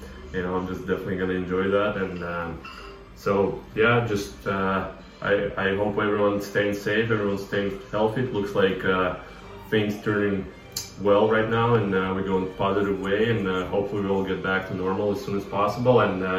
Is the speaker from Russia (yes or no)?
yes; Russia; moved away as an adult; you know, it's just another day in Russia, and I'm having a Russian traditional soup.